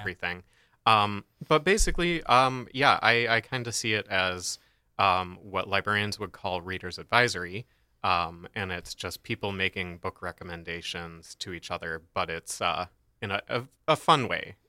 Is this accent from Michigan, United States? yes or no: yes; Michigan, United States; we're from Michigan